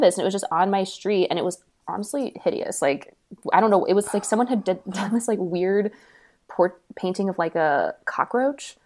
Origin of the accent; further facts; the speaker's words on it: San Diego, California, United States; I'm from San Diego